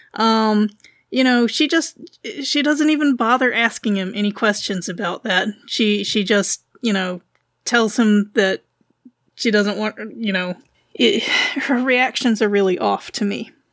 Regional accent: Wilmington, North Carolina, United States; I'm from North Carolina

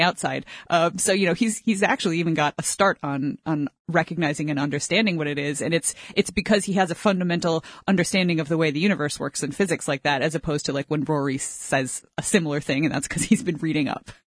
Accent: United States; moved away as an adult; now in Canada; I'm an American, but I don't think I speak for all of them since I literally moved to another country

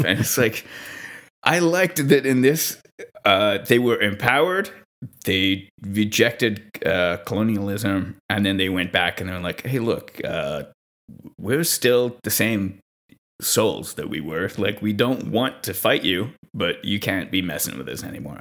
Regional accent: Montreal, Quebec, Canada; I'm from Montreal, uh, which is Mohawk land territory

